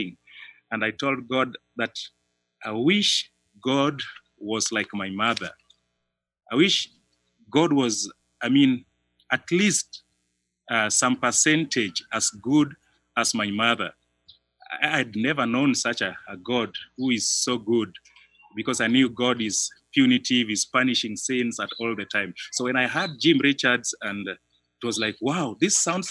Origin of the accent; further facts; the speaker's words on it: Kisumu, Kisumu County, Kenya; I was born in Kisumu City here in Kenya. And then I ran away from home when I was in primary six and started living in the street